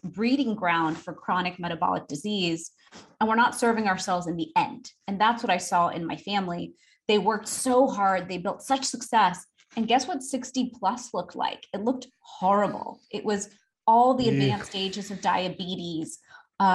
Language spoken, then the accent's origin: English; Houston, Texas, United States; I'm from Houston, Texas. I grew up a typical American girl to an immigrant family.